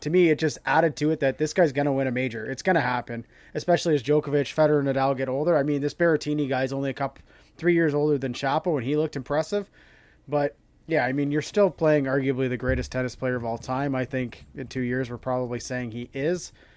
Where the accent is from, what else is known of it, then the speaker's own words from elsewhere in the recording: Canada; being Canadian